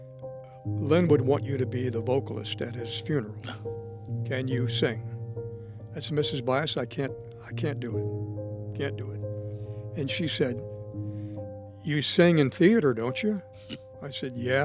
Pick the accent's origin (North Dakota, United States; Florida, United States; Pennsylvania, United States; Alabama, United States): Florida, United States; Miami; I grew up in Miami